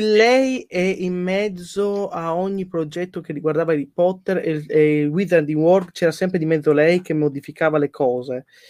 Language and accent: Italian; Poland